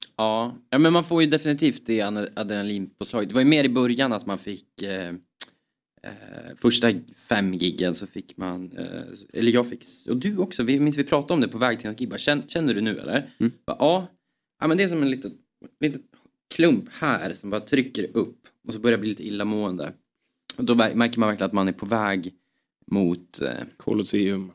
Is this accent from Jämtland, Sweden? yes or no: yes; Östersund, Jämtland, Sweden; vi är från Jämtland, mm. Östersund